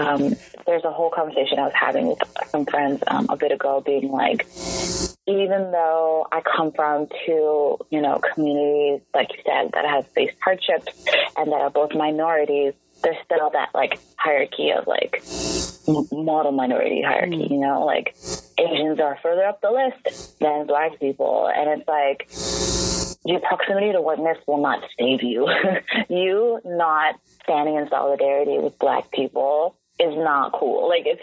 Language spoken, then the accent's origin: English; Vancouver, British Columbia, Canada; growing up in Vancouver, where I didn't see myself, like, on a daily basis, when I walk down the street